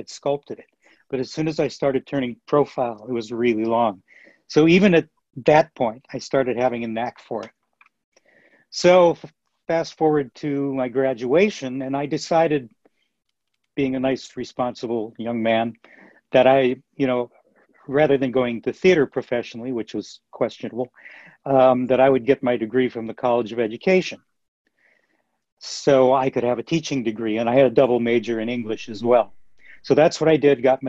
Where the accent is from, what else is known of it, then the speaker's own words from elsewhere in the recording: Minneapolis, Minnesota, United States; I grew up in Minneapolis, by the way, Minneapolis, Minnesota